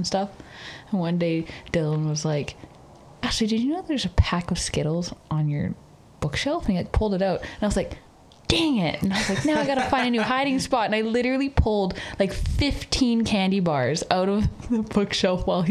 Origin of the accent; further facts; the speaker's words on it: Canada; Growing up in Canada